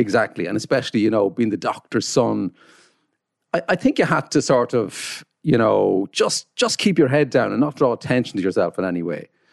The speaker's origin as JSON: {"language": "English", "town": "Carrickmacross", "region": "County Monaghan", "country": "Ireland", "tie": "born or raised there", "said": "I come from Carrickmacross, County Monaghan."}